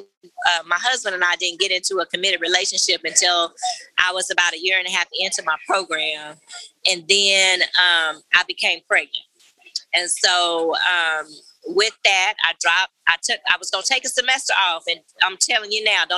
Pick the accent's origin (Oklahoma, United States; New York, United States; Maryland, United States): Oklahoma, United States; I am born and raised in Oklahoma